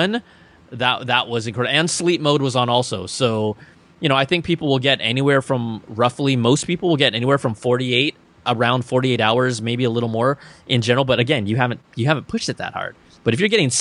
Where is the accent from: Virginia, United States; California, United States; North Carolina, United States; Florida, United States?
California, United States; Bay Area; I'm from the Bay Area.